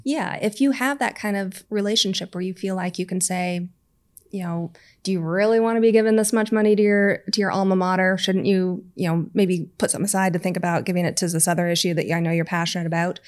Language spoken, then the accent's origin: English; United States; moved away; we're both American